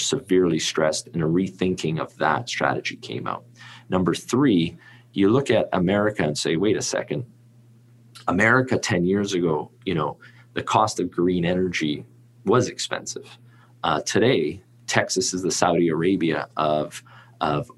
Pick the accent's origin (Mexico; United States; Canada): Canada; I'm Canadian